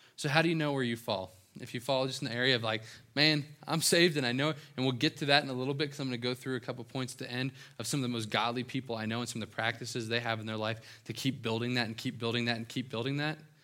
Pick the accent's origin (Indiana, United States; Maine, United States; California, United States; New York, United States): Indiana, United States; right outside of Cincinnati, Ohio, southeastern; moved away; this is my hometown. Um, right outside of Cincinnati, Ohio, s, southeastern Indiana